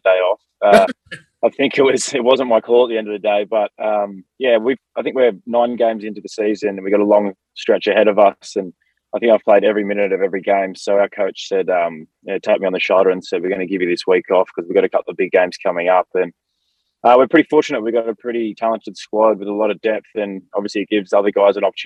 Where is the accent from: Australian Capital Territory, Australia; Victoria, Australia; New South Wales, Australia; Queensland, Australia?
New South Wales, Australia; Sydney; moved away as an adult; now in Los Angeles, United States; I'm originally from Sydney, Australia, so it's very much like home in many ways.